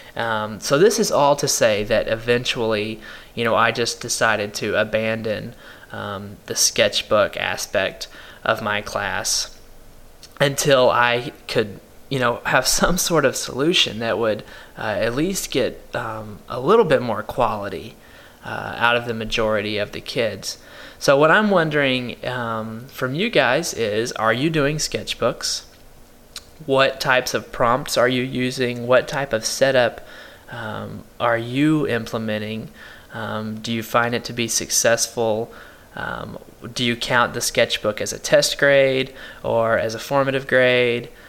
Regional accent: Paris, Texas, United States; my hometown is Paris, Texas

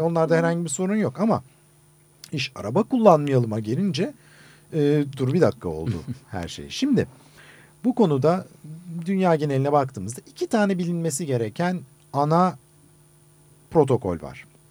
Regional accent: Istanbul, Turkey; aynı İstanbul'da büyüdüm.

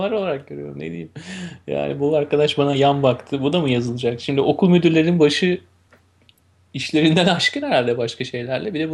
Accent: Turkey; Güzelim Türkiye ile evet başlayalım. Memleketimle.

